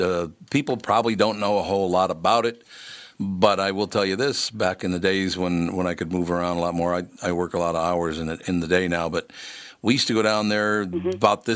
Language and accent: English; Minnesota, United States; I was born and raised in Minnesota.